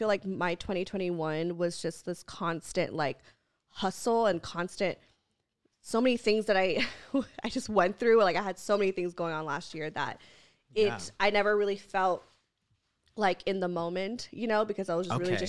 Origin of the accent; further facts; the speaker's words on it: South Africa; I am from South Africa and recently went on a girls trip to Cape Town.